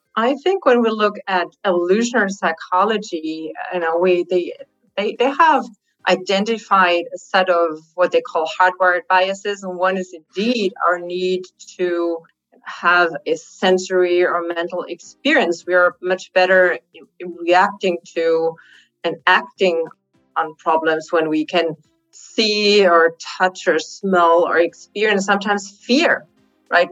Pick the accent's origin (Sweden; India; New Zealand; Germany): Germany; Germany is my home country